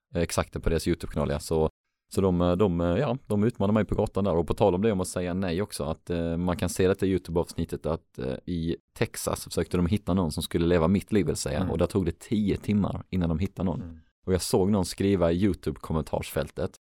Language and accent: Swedish; Helsingborg, Skåne, Sweden; Helsingborg som är min hemstad